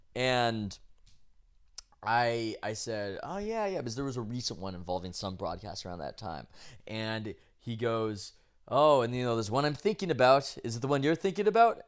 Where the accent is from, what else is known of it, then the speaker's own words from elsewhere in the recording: San Diego, California, United States; I tell him that I'm from San Diego. He asks where. I, uh, I tell him La Jolla because that's where we're from.